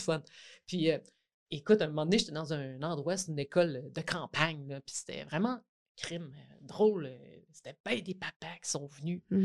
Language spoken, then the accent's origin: French; Côte-Nord, Quebec, Canada; moved away; je viens de la Côte-Nord. je suis retournée retravailler dans mon école